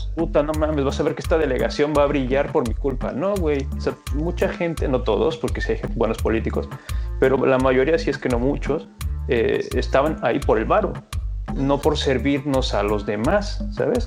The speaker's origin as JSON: {"language": "Spanish", "country": "Mexico", "said": "en mi país"}